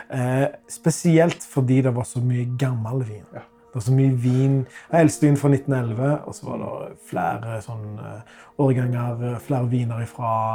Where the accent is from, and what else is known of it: Norway